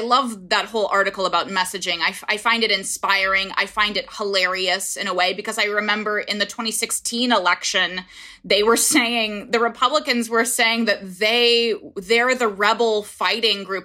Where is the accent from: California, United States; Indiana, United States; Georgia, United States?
Indiana, United States; moved away as an adult; now in New York City, United States; my home state of Indiana